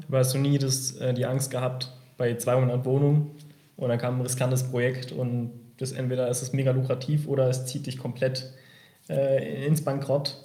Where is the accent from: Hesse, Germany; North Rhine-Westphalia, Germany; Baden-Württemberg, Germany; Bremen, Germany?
Baden-Württemberg, Germany; Heidelberg; ich komme ja aus Heidelberg